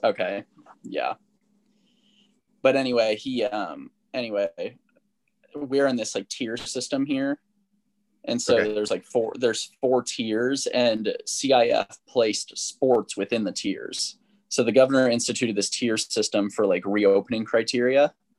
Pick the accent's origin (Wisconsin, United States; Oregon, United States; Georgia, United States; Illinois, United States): Illinois, United States; now in California, United States; I'm from the Midwest. I'm from Illinois.